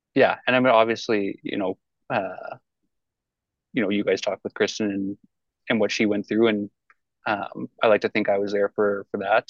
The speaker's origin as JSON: {"language": "English", "town": "Hay Lakes", "region": "Alberta", "country": "Canada", "tie": "born or raised there", "also_born_or_lived": "Fort McMurray", "said": "I'm from Hay Lakes, so small town, same school from kindergarten to grade 12"}